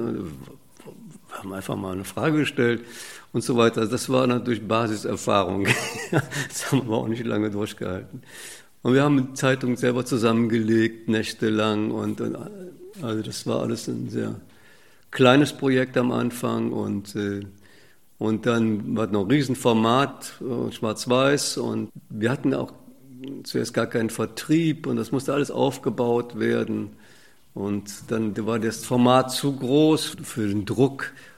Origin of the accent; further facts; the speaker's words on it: Cologne, North Rhine-Westphalia, Germany; in der Siedlung bin ich aufgewachsen Niederstraße 9. Das ist in der Nähe von der Agneskirche